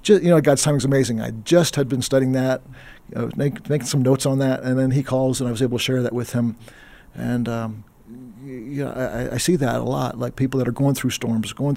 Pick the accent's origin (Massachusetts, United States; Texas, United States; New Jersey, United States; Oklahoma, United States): Texas, United States; East; I grew up in East Texas, in the late 70s, early 80s